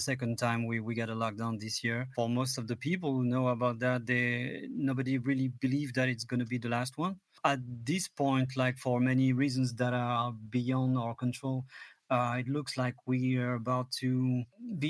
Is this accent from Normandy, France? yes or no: yes; Vernon, Normandy, France; I'm in my studio in my hometown